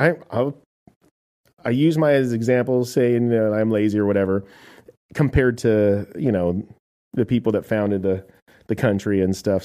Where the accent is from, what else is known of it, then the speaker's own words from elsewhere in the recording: United States; I am an American